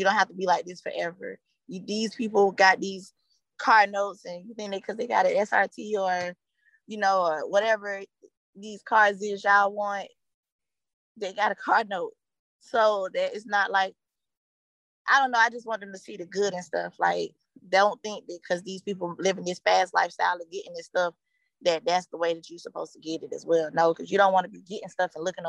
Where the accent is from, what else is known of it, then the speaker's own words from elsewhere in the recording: Atlanta, Georgia, United States; also born or lived in Stone Mountain, Georgia; I was raised in Summer Hills. It was the projects